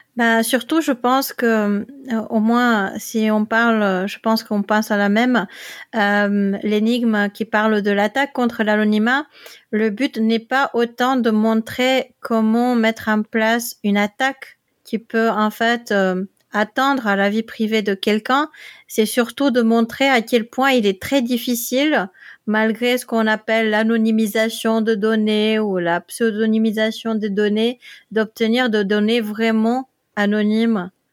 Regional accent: Netherlands; now in Limoges, France; je viens des Pays-Bas

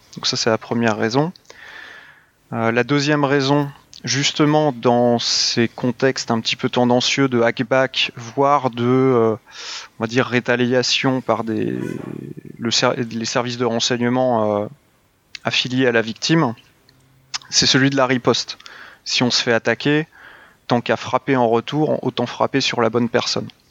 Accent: France; on est des Français

